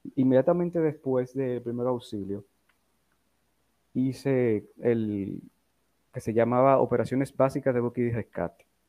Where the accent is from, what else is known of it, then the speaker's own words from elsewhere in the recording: Santo Domingo, Distrito Nacional, Dominican Republic; Yo nací en Distrito Nacional, en Santo Domingo, el 29 de enero de 1976